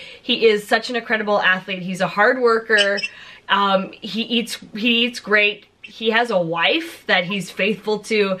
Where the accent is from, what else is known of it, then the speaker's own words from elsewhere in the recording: Los Angeles, California, United States; I lived in LA my entire life.